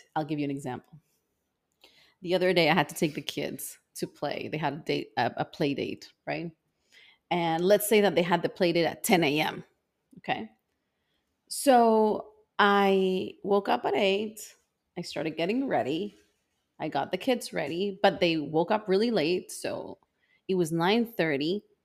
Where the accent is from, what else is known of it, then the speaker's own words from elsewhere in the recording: El Salvador; moved away as an adult; also born or lived in Canada; I grew up in El Salvador